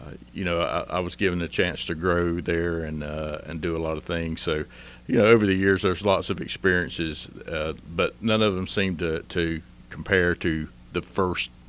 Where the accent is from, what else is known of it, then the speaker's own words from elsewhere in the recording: Hendersonville, North Carolina, United States; I was born here in Henderson County and pretty much, other than maybe a year, been here all my life